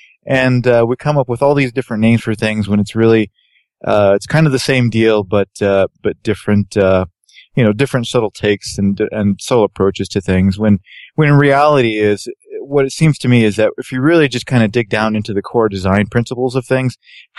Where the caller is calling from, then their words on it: Denver, Colorado, United States; Hello from Denver, home of the Denver Broncos, your next Super Bowl champions.